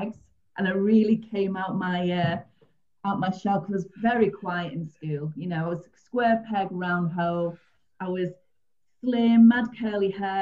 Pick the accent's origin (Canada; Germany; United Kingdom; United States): United Kingdom; St Helens, North West England; I'm originally from St. Helens, so I worked in Ormskirk, worked in Liverpool, Warrington